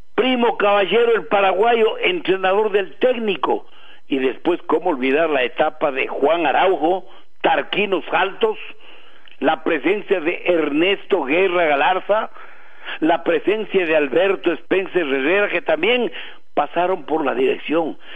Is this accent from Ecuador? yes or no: yes; Tungurahua, Ecuador; nuestra provincia de Tunguragua